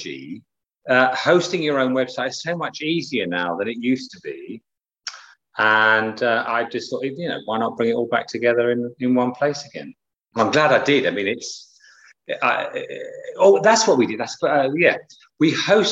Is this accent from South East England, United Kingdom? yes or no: yes; Southampton, South East England, United Kingdom; moved away; also born or lived in Pembrokeshire, Wales; I was growing up in Southampton on the south coast